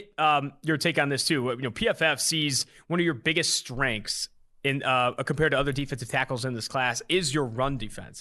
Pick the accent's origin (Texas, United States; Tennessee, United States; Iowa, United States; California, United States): California, United States; Oakland; now in Cincinnati, United States; I'm from Oakland, California